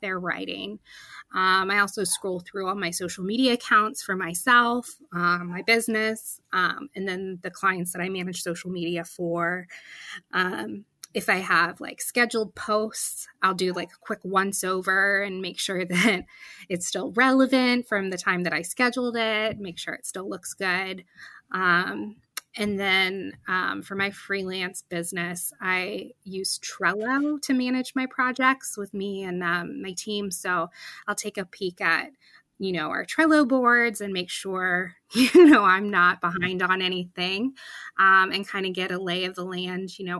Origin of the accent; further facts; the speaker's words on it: around the Penn State area, central Pennsylvania, United States; moved away as an adult; now in Pittsburgh, United States; I grew up around the Penn State area and in central PA, and then moved here for college